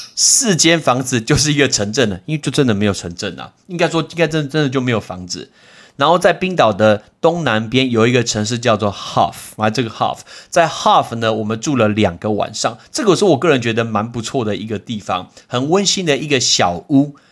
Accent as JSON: {"language": "Chinese", "country": "Taiwan", "said": "我们来自于台湾"}